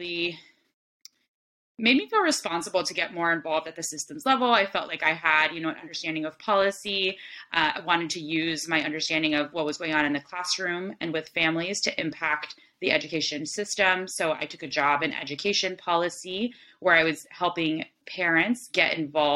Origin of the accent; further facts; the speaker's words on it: Miami, Florida, United States; moved away; I was born and raised in Miami